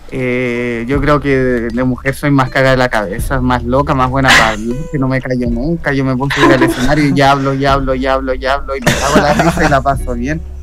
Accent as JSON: {"language": "Spanish", "country": "Chile", "also_born_or_lived": "Santiago", "said": "yo soy un transformista chileno."}